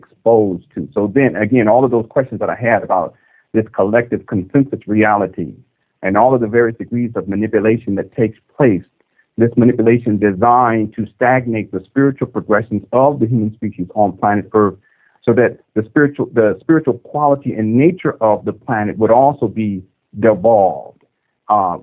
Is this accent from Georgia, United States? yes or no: no; San Diego, California, United States; I was born and raised in San Diego, California